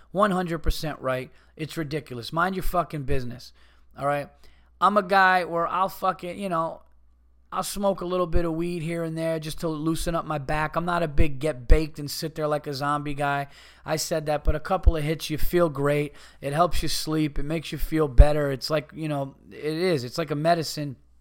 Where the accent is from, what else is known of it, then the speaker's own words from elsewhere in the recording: Yonkers, New York, United States; I was born in Yonkers.